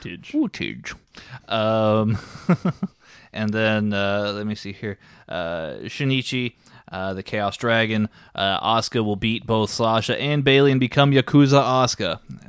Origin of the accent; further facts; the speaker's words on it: Texas, United States; And now people are going to think I'm from Boston. They're not going to think I'm the Texas gentleman anymore.